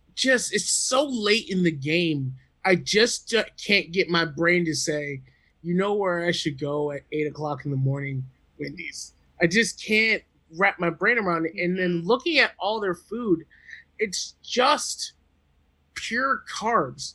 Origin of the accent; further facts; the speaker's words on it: East Coast, United States; I'm from the East Coast